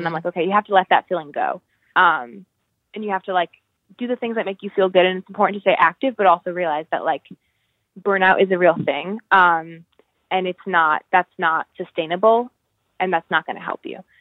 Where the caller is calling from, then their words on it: Albany, New York, United States; also born or lived in Massachusetts; I'm calling in from Albany, New York